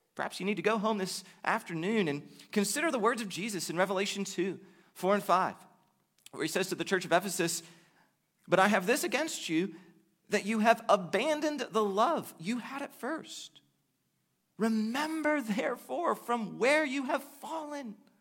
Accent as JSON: {"language": "English", "country": "United States", "said": "the vast majority of us face as American Christians"}